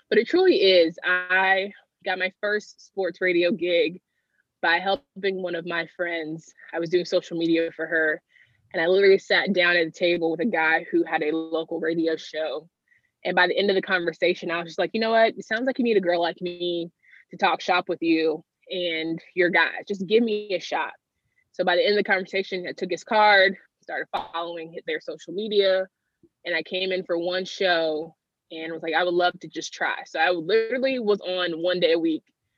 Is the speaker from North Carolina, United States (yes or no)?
yes; Raleigh, North Carolina, United States; I am born and raised in Raleigh, North Carolina.